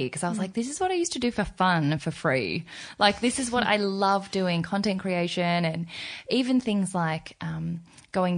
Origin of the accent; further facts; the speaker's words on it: Australia; also born or lived in South Korea; I've grown up as an Australian in my mind, like I'm such a country bumpkin Australian